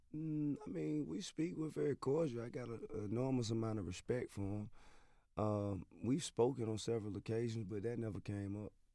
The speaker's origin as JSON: {"language": "English", "town": "Atlanta", "region": "Georgia", "country": "United States", "tie": "born or raised there", "said": "I'm from Bankhead, which is basically two major avenues that are parallel to each other"}